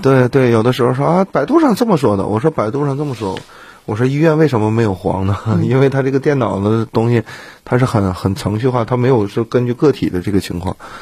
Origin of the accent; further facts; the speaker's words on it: Northeast China, China; 我们东北人脾气都很火爆，包括自己也是